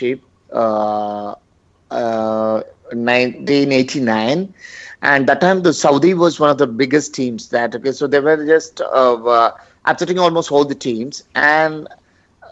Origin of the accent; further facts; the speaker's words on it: Pala, Kerala, India; now in Chennai, India; I'm from Kerala